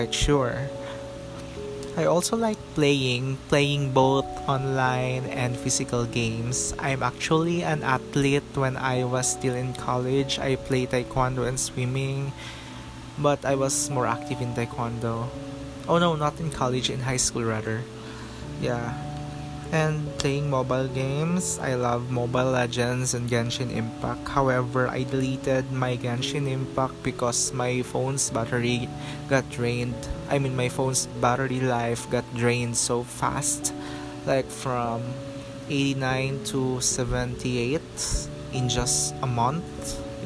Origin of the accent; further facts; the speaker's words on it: Philippines; we are Filipino